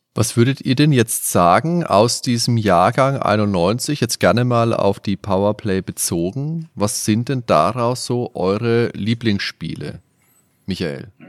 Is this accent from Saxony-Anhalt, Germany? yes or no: no; near the district of Schweinfurt, Bavaria, Germany; Ich wohne zwei Kilometer vom Schweinfurter Landkreis entfernt